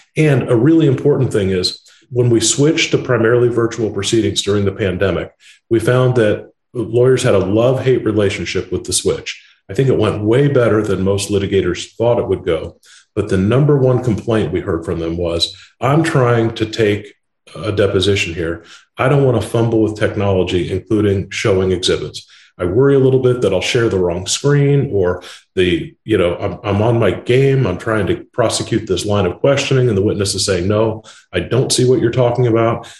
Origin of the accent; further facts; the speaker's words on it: Indiana, United States; I was born and raised in Indiana, a flyover state.